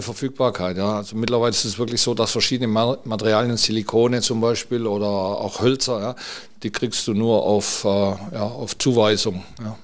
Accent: near Metzingen, Stuttgart area, Baden-Württemberg, Germany; now in Mallorca, Spain; ich komme aus der Nähe von Metzingen, Aha. Stuttgart, ja. ja. aus dem Bereich.

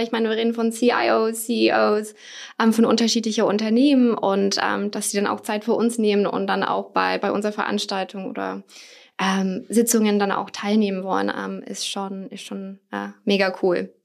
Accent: United States; now in Germany; komme ursprünglich aus den USA

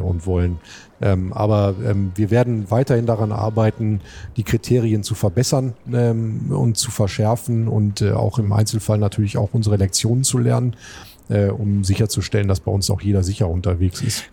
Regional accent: Duisburg, North Rhine-Westphalia, Germany; moved away as an adult; also born or lived in Flensburg; now in Hamburg, Germany; Ich bin in der Hansestadt äh, Duisburg geboren, ja. äh, habe auch da studiert

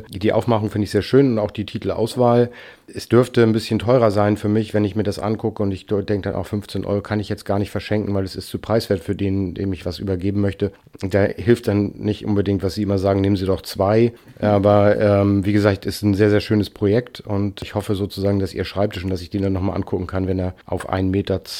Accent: Hanover, Lower Saxony, Germany; Also ich komme aus Hannover, da gab es Decius, Hugendubel, davor war es Schmollen von Seefeld und Lehmanns mit drei Buchhandlungen groß in der Stadt.

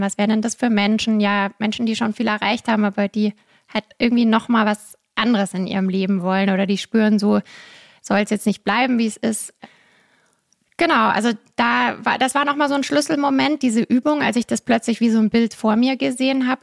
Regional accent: Munich, Bavaria, Germany; Ich komme aus München, habe da dann ganz normal Jura studiert

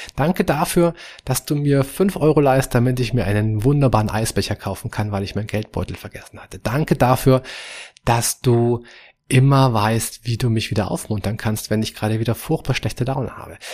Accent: Germany; bei uns hier in Europa, wie bei uns in Deutschland

